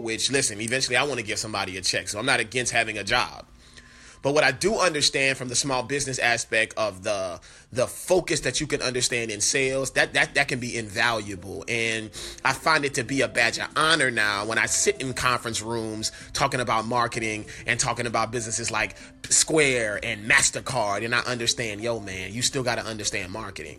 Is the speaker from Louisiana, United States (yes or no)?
yes; New Orleans, Louisiana, United States; born or raised there; moved away